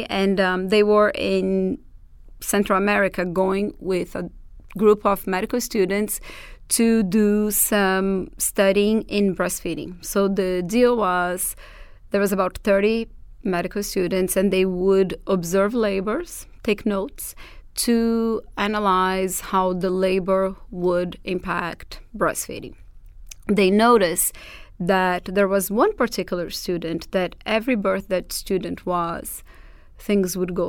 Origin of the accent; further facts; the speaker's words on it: Portugal; accent: Portuguese; English is a second language; like to work with doulas or with me particularly is not necessarily because they fell in love with my Portuguese accent.